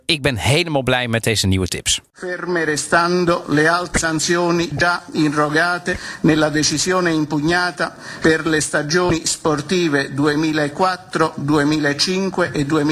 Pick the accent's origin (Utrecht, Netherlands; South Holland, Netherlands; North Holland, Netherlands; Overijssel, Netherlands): South Holland, Netherlands; The Hague; ik kom uit Den Haag